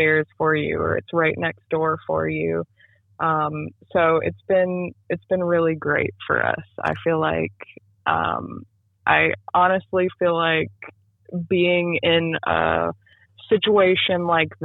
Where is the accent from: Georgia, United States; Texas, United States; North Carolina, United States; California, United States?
North Carolina, United States; Thomasville; when I was about 8 years old, and I am from Thomasville, which is in Davidson County, there was a local coffee shop in Thomasville. And my parents would take me and my little brother there